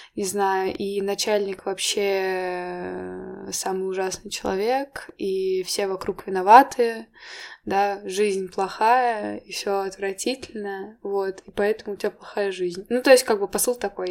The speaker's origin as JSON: {"language": "Russian", "region": "Moscow", "country": "Russia", "tie": "born or raised there", "said": "я родилась в Москве, я в Москве училась"}